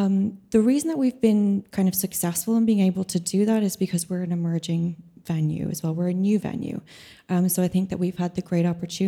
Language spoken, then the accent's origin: English; Ireland; I'm also an Irish composer.